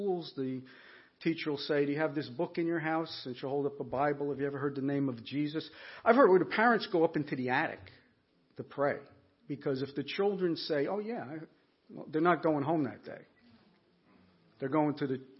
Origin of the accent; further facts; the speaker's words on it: Newark, New Jersey, United States; now in Watertown, United States; originally from New Jersey. Yeah, Northeast Jersey, right, yes, Soprano territory for anybody. Yeah, Newark